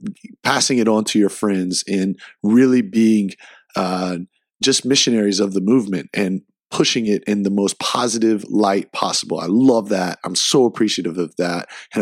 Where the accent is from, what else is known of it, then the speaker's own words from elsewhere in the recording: Greenville, South Carolina, United States; also born or lived in Mount Pleasant, South Carolina / Charlotte, North Carolina; Greenville, my hometown.